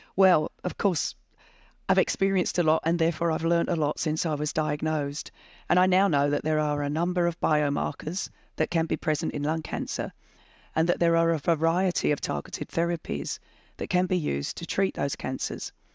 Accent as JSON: {"language": "English", "region": "England", "country": "United Kingdom", "tie": "born or raised there", "moved": "as an adult", "lives_now": "Australia", "said": "I was born in England in nineteen sixty-four"}